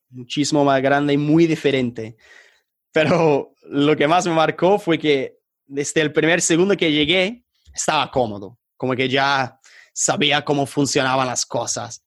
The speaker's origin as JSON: {"language": "Spanish", "region": "England", "country": "United Kingdom", "also_born_or_lived": "Colombia", "accent": "British", "first_language": "English", "second_language": "Spanish", "said": "mi acento bien británico"}